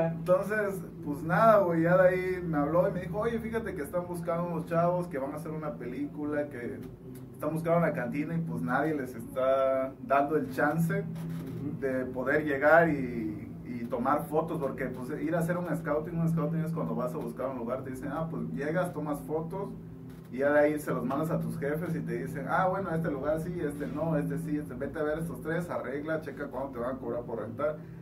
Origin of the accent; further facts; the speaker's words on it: Juchitán, Oaxaca, Mexico; yo soy una persona de Wichita, nací en la cuarta